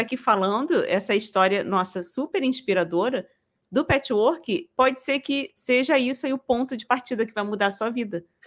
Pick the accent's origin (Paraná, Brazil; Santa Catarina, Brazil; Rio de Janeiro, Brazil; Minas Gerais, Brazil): Rio de Janeiro, Brazil; sou carioca